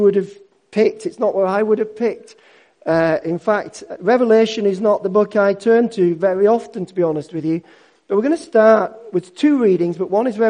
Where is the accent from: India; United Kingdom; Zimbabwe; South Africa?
United Kingdom; Yorkshire and the Humber; I'm a Yorkshireman.